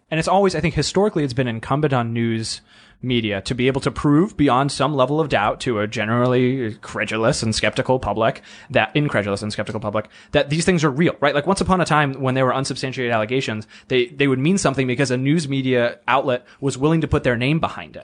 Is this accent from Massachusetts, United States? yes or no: yes; Massachusetts, United States; now in Washington, D.C., United States; I grew up in Massachusetts